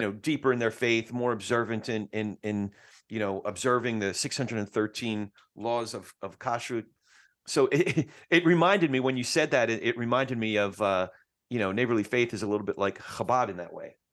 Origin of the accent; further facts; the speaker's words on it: New Jersey, United States; I'm from Jersey, so we don't cuss, we curse